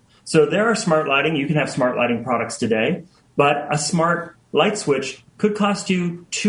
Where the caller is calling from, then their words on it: Seattle, Washington, United States; The beautiful Seattle, Washington.